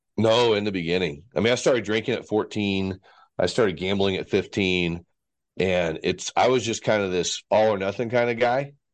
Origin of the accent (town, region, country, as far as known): Fort Worth, Texas, United States; born or raised there; also born or lived in Vail / Dallas, Texas